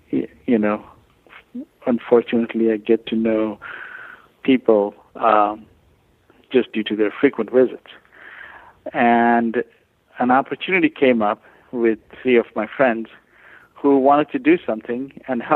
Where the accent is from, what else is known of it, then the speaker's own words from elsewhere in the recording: India; moved away as an adult; now in Louisiana, United States; I come from India originally